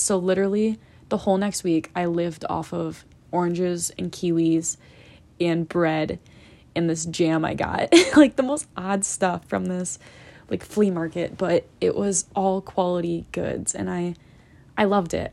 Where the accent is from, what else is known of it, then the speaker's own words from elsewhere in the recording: United States; being judged by a Karen for being an American